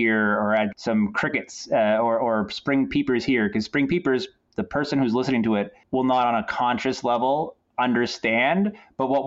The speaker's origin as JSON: {"language": "English", "area": "Bangor, Old Town, Orono area", "region": "central Maine", "country": "United States", "tie": "born or raised there", "said": "growing up in Maine, especially the part of Maine I'm from, like central Maine, Bangor, Old Town Orono area"}